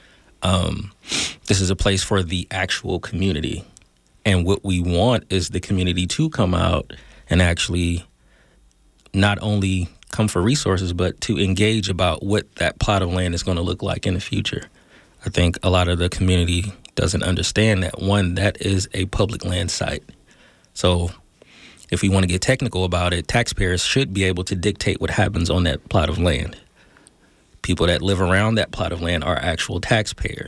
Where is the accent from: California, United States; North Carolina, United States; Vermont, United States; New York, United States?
California, United States; Oakland; Born and raised in the Deep myself.